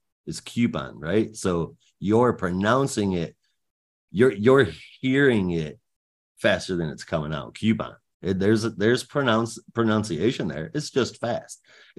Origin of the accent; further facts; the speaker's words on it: Michigan, United States; No, I'm from Michigan, so you heard crayons.